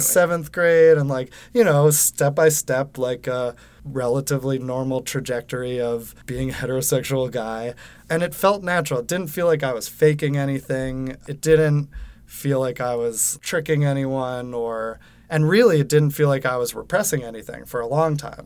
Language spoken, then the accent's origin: English; Westchester, New York, United States; moved away as an adult; also born or lived in Manhattan, New York City; now in New York City, United States; I Live in New York City in Manhattan. I grew up in Westchester, outside of Manhattan, so not too far